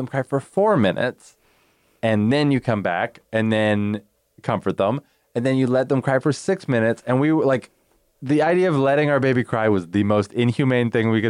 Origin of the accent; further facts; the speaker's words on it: Canada; we're Canadian.